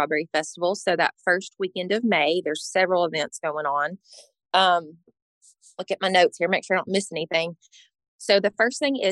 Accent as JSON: {"language": "English", "town": "Greenbrier", "region": "Tennessee", "country": "United States", "tie": "born or raised there", "moved": "as an adult", "lives_now": "Portland, Tennessee, United States", "said": "I grew up in Greenbrier. My whole family still lives in the area and moved to Portland, I guess, in 2009"}